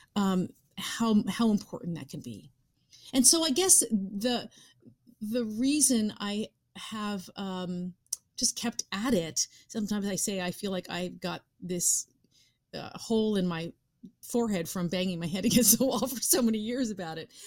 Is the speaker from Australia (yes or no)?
no; New York, United States; being a New Yorker